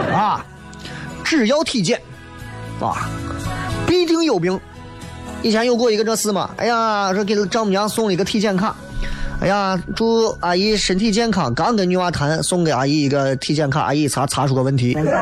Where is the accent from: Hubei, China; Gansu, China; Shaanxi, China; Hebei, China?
Shaanxi, China; Xi'an; 我是西安的